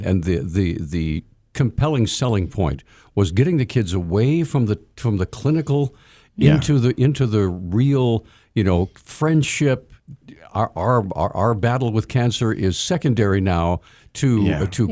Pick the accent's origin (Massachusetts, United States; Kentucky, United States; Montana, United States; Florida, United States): Montana, United States; I'm a Montana kid